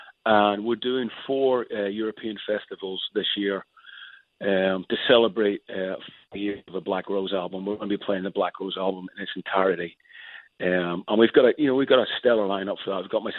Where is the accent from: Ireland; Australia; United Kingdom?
Ireland; I'm a massive, huge … fan. I mean, it's a soundtrack of my youth growing up in Ireland.